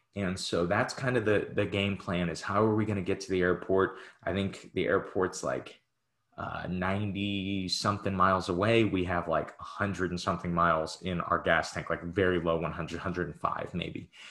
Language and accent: English; Midwest, United States; We're both from the Midwest